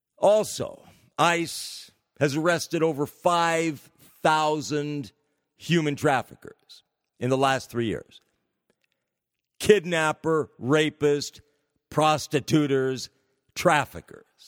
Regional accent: California, United States; The state of California, my home state

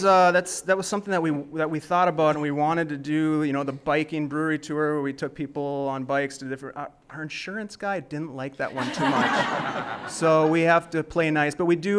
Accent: Duluth, Minnesota, United States; Yep, fourth generation Duluthian, and of course, I grew up in Duluth, and then I left for a while, and realized that I really wanted to get back to Duluth.

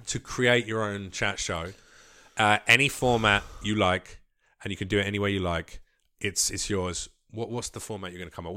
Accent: London, United Kingdom; moved away as an adult; now in United States; I grew up in East London

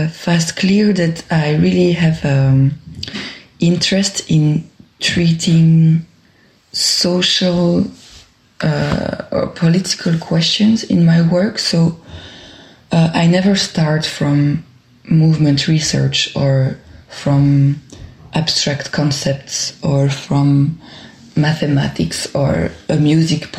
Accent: Brussels, Brussels-Capital Region, Belgium; accent: French; English is a second language; I just say it now with my French accent. I'm a dancer, choreographer, performer in Brussels and from Brussels.

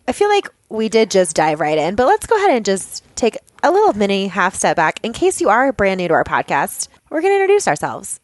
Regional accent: Boulder, Colorado, United States; also born or lived in Longmont, Colorado; I live in Longmont, Colorado, and I grew up in Boulder, which is just a hop, skip, and a jump away from Longmont.

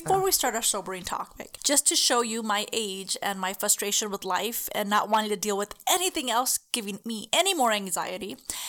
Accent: El Cajon, California, United States; I'm from Cachon.

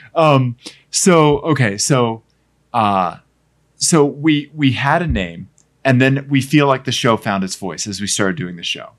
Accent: Pennsylvania, United States; accent: Pennsylvania; my Pennsylvania accent

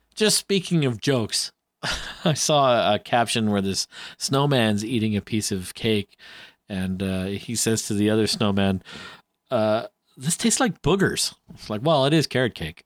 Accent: Canada; I'm Canadian

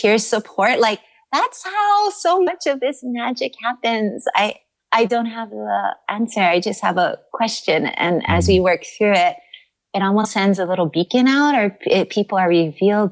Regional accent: Kaneohe, Hawaii, United States; also born or lived in Kaimuki, Honolulu; I grew up in Kaneohe, where you're immersed in green. And then now I live in Kaimuki

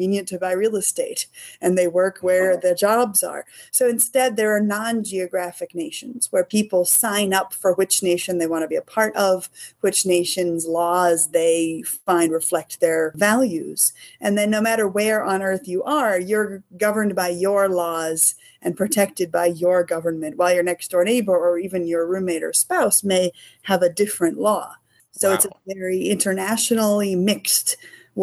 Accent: Annapolis, Maryland, United States; I grew up in Annapolis, that's been my home con since I was 11

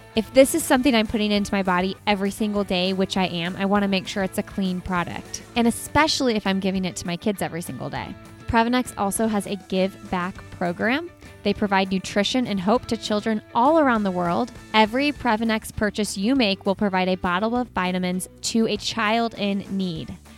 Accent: Indianapolis, Indiana, United States; I'm from Indianapolis. And so I actually went to high school with her husband

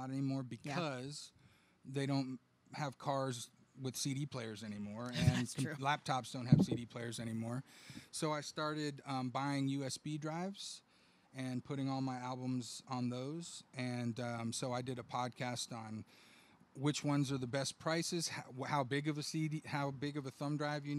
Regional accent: Austin, Texas, United States; now in Buda, United States; I'm from Austin, but I've lived in Buda the last 8 years

